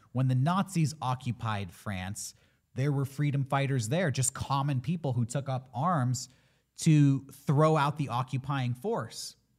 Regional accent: United States; as an American

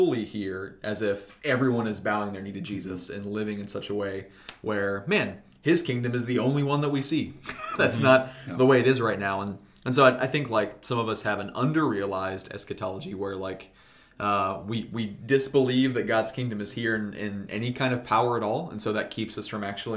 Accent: United States

